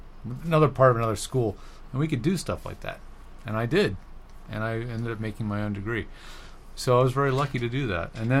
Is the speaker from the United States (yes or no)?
yes; Philadelphia, Pennsylvania, United States; also born or lived in Virginia; I'm from the Philadelphia